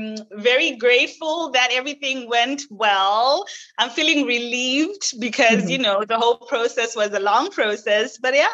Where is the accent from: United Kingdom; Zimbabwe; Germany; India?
Zimbabwe; moved away as an adult; also born or lived in Canada / Caribbean; now in United States; I am actually Zimbabwean. I was born and raised in Zimbabwe, and I moved to Canada at the age of 19 just to pursue better educational opportunities.